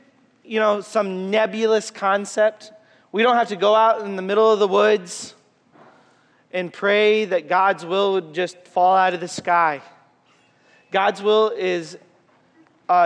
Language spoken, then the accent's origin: English; Waterloo, Iowa, United States; I'm from Waterloo.